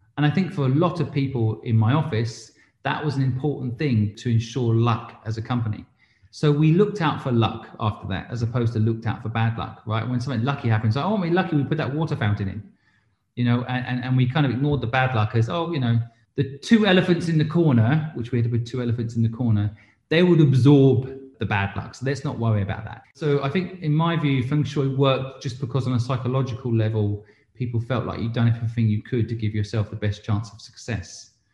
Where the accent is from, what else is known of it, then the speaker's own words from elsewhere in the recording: England, United Kingdom; moved away as an adult; also born or lived in Hong Kong; now in London, United Kingdom; I'm English, but I spent 20 years in England and then I moved to Hong Kong and was 20 years in Hong Kong.